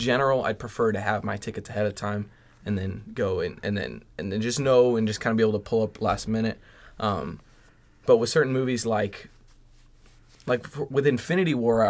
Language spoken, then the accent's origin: English; La Habra, California, United States; born or raised there